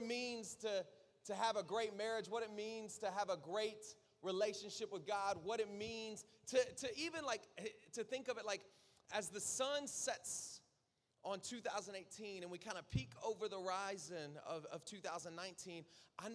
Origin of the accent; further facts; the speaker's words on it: South Florida, United States; I'm from South Florida